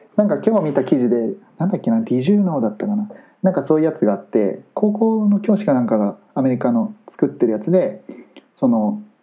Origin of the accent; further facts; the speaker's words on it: Tsushima, Aichi, Japan; 僕の地元の愛知県津島市